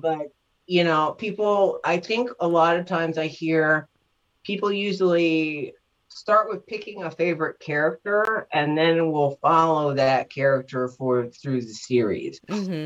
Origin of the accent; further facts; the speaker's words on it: New York, United States; I lived in Manhattan for a couple years and I grew up in New York